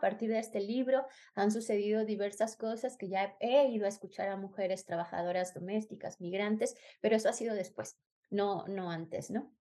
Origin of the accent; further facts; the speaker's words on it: Mexico; moved away; also born or lived in Spain; soy mexicana